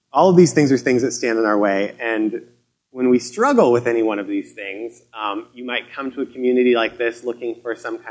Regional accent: Colorado, United States; moved away as an adult; also born or lived in Seattle / Vancouver, British Columbia; I grew up in Colorado

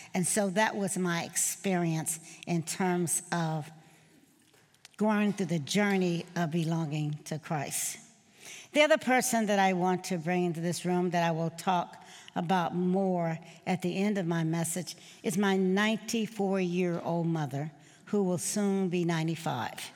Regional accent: Mendenhall, Mississippi, United States; as a little girl growing up in Mississippi, born in Mendenhall, Mississippi

